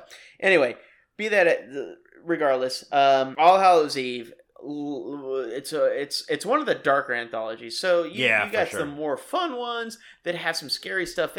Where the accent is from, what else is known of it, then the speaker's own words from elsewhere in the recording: Kenner, Louisiana, United States; I'm from Kenner.